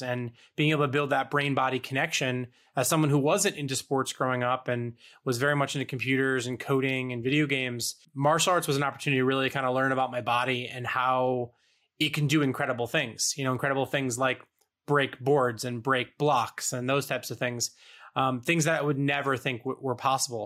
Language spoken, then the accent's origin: English; East Coast, United States; growing up on the East Coast